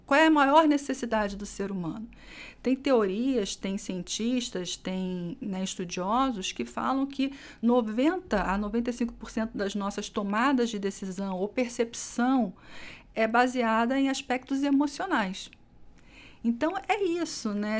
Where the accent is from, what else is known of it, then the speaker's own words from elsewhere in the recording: Rio de Janeiro, Brazil; now in São Paulo, Brazil; sou carioca, ah, já caminhei bastante por esse país, morei em alguns estados, né? E hoje estou aqui em São Paulo